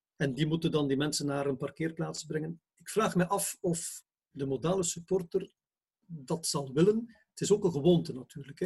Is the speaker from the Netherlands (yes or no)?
no; Bruges, Flanders, Belgium; als Bruggeling, ben ook een Bruggeling